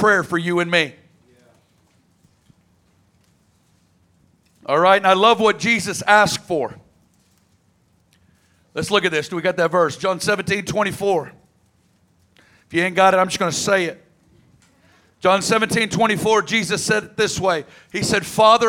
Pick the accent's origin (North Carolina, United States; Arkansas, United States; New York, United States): Arkansas, United States; I'm from Arkansas, right down the road.